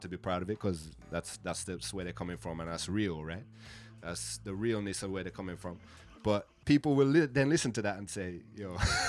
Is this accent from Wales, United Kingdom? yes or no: no; Birmingham, West Midlands, United Kingdom; So basically, yeah, I'm from England, Birmingham, England, so right in the central of England. It's actually the second city.